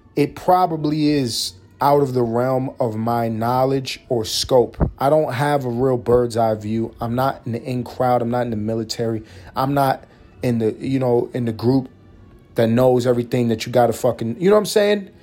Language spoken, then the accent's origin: English; New York City, New York, United States; I'm a guy from New York City, grew up in Harlem, New York City